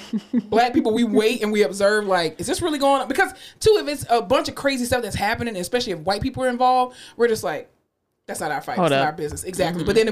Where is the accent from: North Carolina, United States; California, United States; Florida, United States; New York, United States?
Florida, United States; Fort Lauderdale; I am from Fort Lauderdale, not Miami.